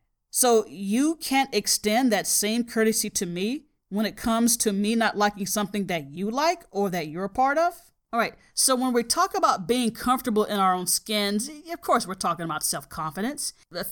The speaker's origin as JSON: {"language": "English", "region": "the South", "country": "United States", "said": "And I'm telling him, yes, I am from the South."}